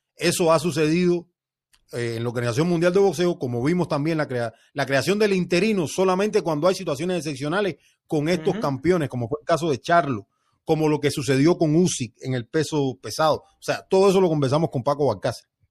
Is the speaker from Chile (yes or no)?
no; Cuba; a mí como cubano